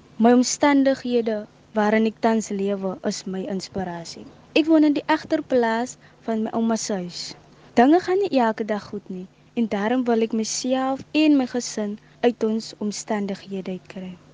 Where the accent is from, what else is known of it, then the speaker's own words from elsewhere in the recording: Eersterivier, Western Cape, South Africa; Ek het grootgeword in Esterhofie en woon tans nog steeds hier